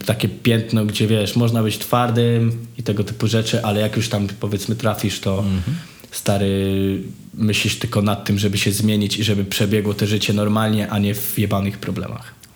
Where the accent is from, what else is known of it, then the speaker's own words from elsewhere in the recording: Żory, Silesian Voivodeship, Poland; moved away as an adult; now in Kraków, Poland; ja pochodzę z bardzo starej, chujowej dzielni na mm -hmm. żorach